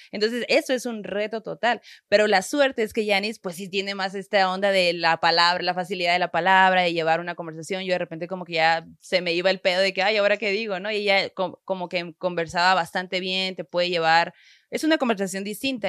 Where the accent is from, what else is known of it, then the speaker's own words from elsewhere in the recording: Sonora, Mexico; yo como buena norteña, sonorense y crecida en una familia muy, muy católica